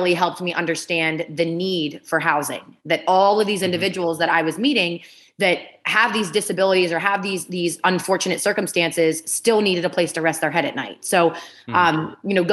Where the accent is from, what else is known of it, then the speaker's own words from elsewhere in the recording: Ohio, United States; also born or lived in Pittsburgh, Pennsylvania; I was born in Pittsburgh, Pennsylvania, and I grew up in Ohio, right on the border of Pennsylvania, Ohio, and West Virginia